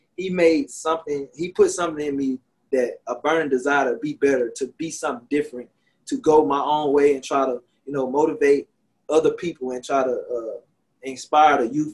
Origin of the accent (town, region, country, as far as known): Shreveport, Louisiana, United States; born or raised there